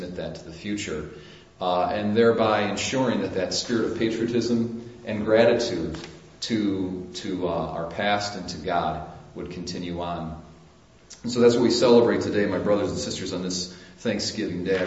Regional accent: United States; us as Americans

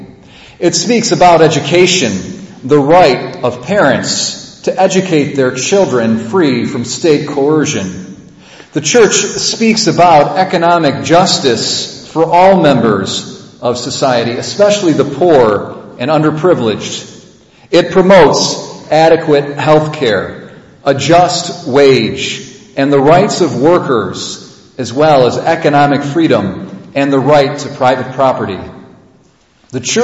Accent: United States; as American Catholics

